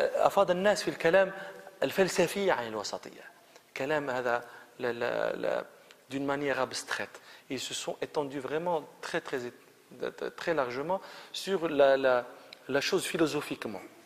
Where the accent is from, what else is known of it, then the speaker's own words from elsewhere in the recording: Morocco; احنا في المغرب